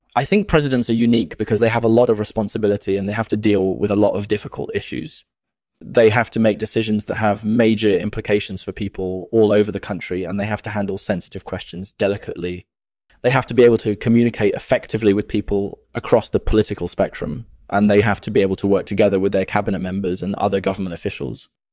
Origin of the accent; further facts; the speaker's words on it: London, United Kingdom; I was born and raised in London, England.